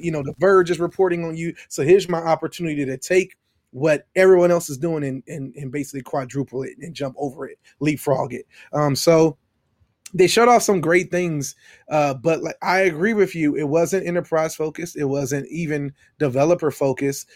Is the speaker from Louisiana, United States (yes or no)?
yes; Baton Rouge, Louisiana, United States; I am from Baton Rouge, Louisiana.